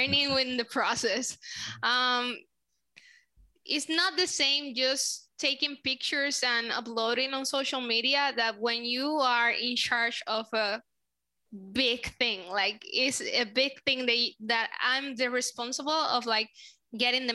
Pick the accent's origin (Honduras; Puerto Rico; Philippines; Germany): Puerto Rico; first language Spanish; English is a second language; I'm from Puerto Rico. My first language is Spanish